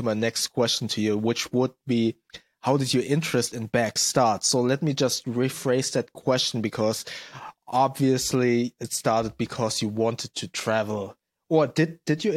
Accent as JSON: {"language": "English", "country": "Germany", "tie": "born or raised there", "said": "I was born and raised in Germany, but my parents are from Indonesia"}